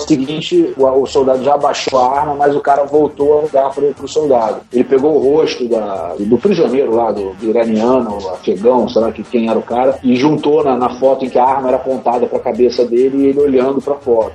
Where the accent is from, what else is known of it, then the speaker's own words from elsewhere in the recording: Brazil; eu não sou italiano, eu sou do Brasil